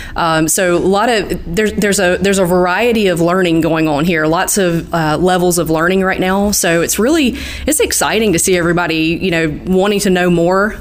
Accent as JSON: {"language": "English", "region": "Southeast Georgia", "country": "United States", "said": "So I'm from the Southeast Georgia area. Um, so I was able to stay close to home when I went to college"}